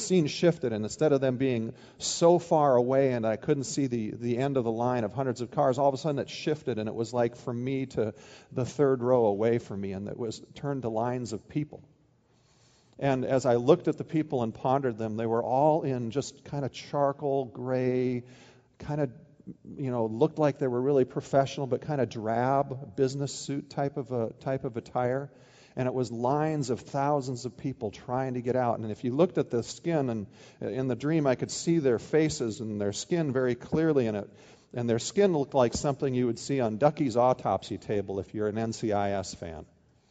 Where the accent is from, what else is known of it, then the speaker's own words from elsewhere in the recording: Midwest, United States; moved away as an adult; also born or lived in Oregon; now in Ohio, United States; I grew up in the Midwest, even though I spent the last 11 years in Oregon